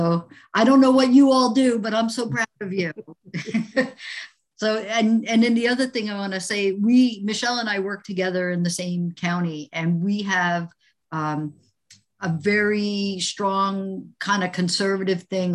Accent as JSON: {"language": "English", "region": "New Jersey", "country": "United States", "moved": "yes", "said": "I'm from New Jersey"}